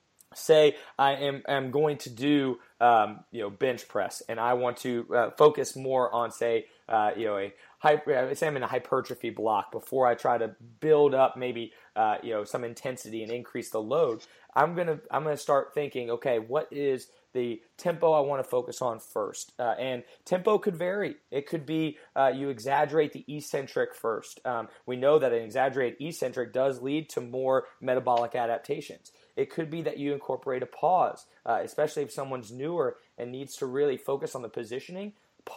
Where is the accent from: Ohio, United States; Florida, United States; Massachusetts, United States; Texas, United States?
Ohio, United States; Cincinnati; moved away as an adult; now in Columbia, United States; I'm originally from Cincinnati, Ohio